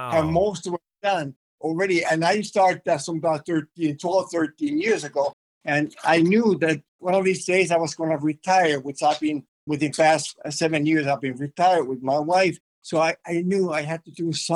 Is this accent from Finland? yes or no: yes; Finland; first language Finnish; English is a second language; moved away as an adult; my native language, of course, is Finnish, which I spoke for 23 years before I came over here